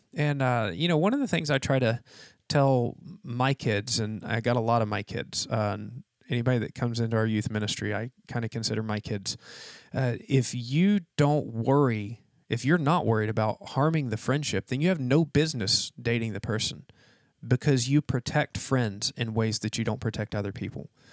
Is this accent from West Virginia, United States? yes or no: yes; West Virginia, United States; now in Florida, United States; I'm from West Virginia